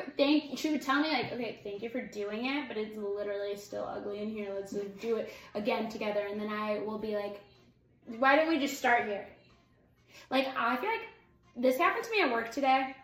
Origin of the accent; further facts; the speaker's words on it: United States; I'm an American